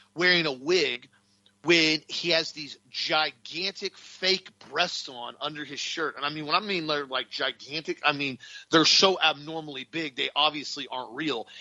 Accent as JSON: {"language": "English", "country": "United States", "said": "us as American Christians"}